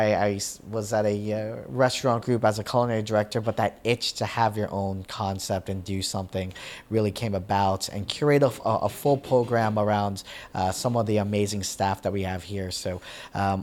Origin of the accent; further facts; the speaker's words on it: Winter Park, Florida, United States; also born or lived in New Jersey; Winter Park, Florida, my hometown where I grew up